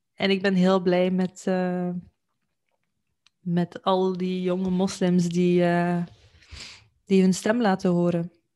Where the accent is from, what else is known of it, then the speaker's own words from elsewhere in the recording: Belgium; in België, eh, waar ik vandaan kom